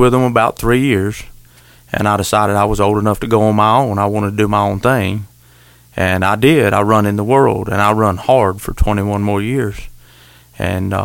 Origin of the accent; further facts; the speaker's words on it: Wakulla County, Florida, United States; accent: country twang; We're all from Wakulla County except Tater